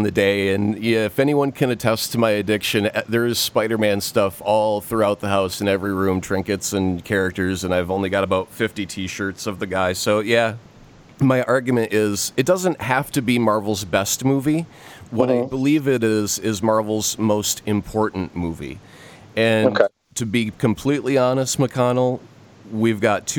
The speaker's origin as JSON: {"language": "English", "town": "Detroit", "region": "Michigan", "country": "United States", "tie": "born or raised there", "said": "I grew up seeing movies in the Detroit area"}